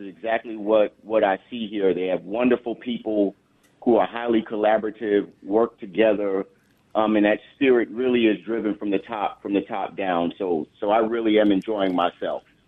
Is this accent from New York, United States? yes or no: yes; the New York area, United States; also born or lived in Long Island; I was born and raised in the New York area